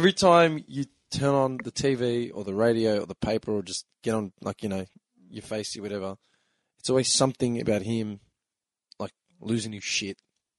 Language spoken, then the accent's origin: English; Melbourne, Victoria, Australia; We are three fuckwits from Melbourne